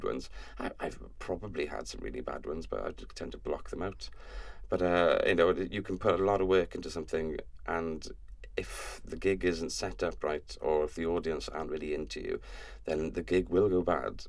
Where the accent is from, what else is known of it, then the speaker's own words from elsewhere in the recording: Welsh, Wales, United Kingdom; I'm Welsh